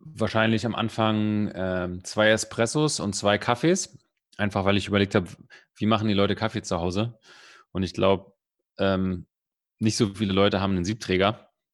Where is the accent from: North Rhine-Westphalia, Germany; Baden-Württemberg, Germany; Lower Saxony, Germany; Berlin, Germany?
Berlin, Germany; ich bin Berliner, ich bin Spandauer, ganz, äh, also Spandau ist ganz im Westen, aber ich bin so weit im Westen geboren, dass es schon wieder Osten war